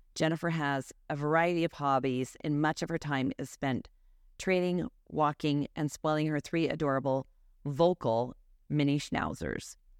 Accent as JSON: {"language": "English", "town": "North Salt Lake", "region": "Utah", "country": "United States", "tie": "born or raised there", "said": "I grew up in North Salt Lake"}